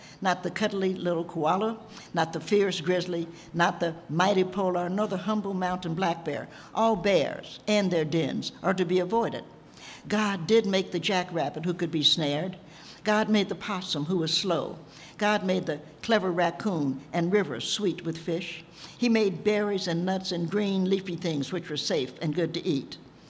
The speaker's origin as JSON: {"language": "English", "town": "Knoxville", "region": "Tennessee", "country": "United States", "tie": "born or raised there", "said": "I'm from Knoxville, Tennessee. I was born there, in the only state in rebellion that didn't have to undergo Reconstruction"}